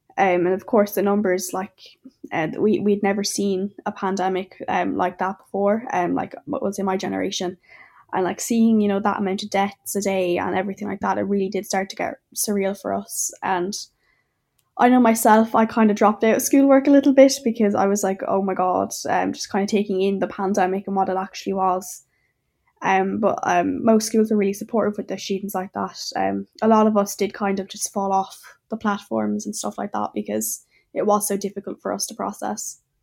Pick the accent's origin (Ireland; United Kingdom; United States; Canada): Ireland; Clonmel, Munster; I'm from Clonmel and Tipperary, and I'm seventeen years old.